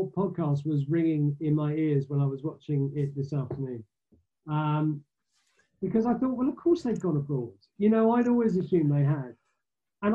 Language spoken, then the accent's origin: English; Essex, East of England, United Kingdom; I grew up in Essex